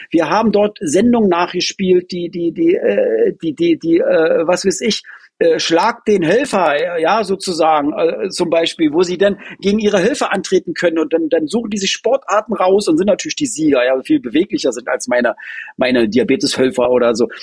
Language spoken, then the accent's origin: German; Potsdam, Brandenburg, Germany; also born or lived in Hohen Neuendorf; Ich bin Potsdamer. Ja, nicht Berliner übrigens, ganz wichtig, sondern Potsdamer. Ja, richtig so am neuen Garten groß geworden.